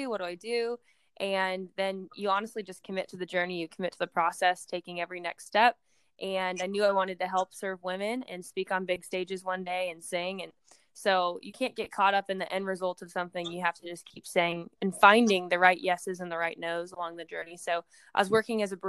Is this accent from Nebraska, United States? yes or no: yes; Nebraska, United States; moved away as an adult; also born or lived in Nashville, Tennessee; my Miss Nebraska year